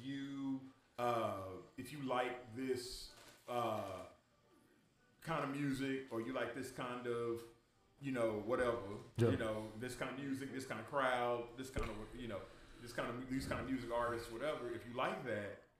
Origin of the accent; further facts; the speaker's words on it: Dallas, Texas, United States; growing up in Oak Cliff